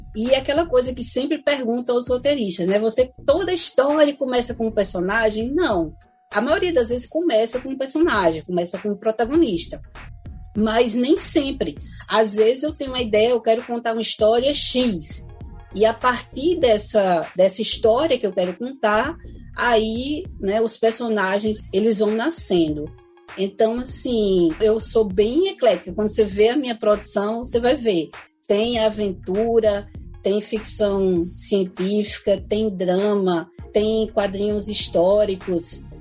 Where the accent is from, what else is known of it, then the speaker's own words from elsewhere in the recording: Brazil; a gente é brasileira mesmo